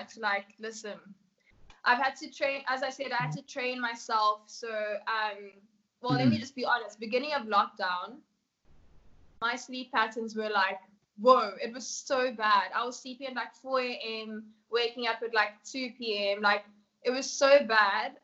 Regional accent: South Africa; also born or lived in Namibia; I was born in Namibia. My parents are Kenyan and I grew up here in South Africa.

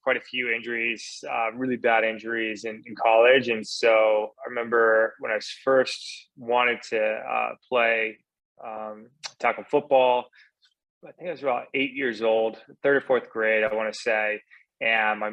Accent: Newport Beach, California, United States; I grew up in Southern California in Newport Beach

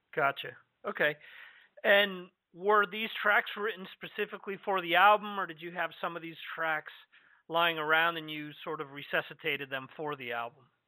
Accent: New Jersey, United States; moved away; I'm originally from New Jersey

